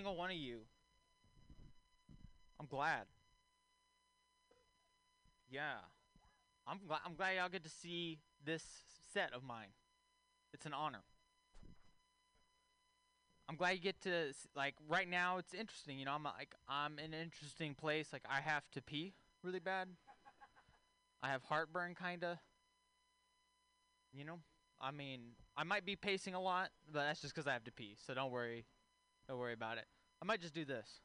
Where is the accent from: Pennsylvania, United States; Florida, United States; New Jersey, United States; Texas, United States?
Texas, United States; moved away; I'm from Texas originally.